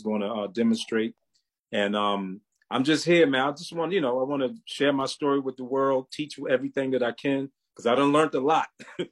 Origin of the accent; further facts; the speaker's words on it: Baltimore, Maryland, United States; moved away as an adult; now in High Point, United States; I'm originally from Baltimore, Maryland, but currently I'm living here in High Point, North Carolina